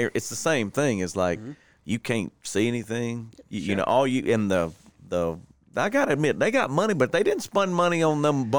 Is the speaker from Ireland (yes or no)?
no; Warner Park, Louisiana, United States; I went to Warner Park, man. I'm from Warner Park